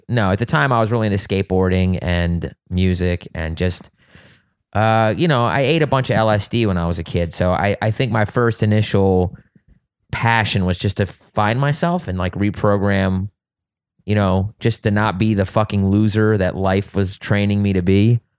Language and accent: English; East Coast, United States; Yes, Tony Hawk was doing it in California, but I grew up on the East Coast.